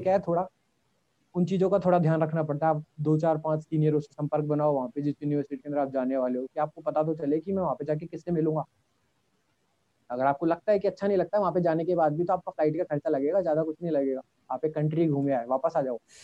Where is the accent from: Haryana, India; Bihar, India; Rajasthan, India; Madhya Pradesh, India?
Rajasthan, India; मैं राजस्थान से हूँ